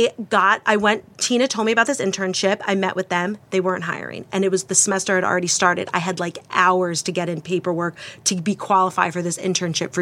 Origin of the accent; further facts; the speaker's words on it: Piscataway, New Jersey, United States; also born or lived in Red Bank; I'm from Piscataway. I grew up on a farm there.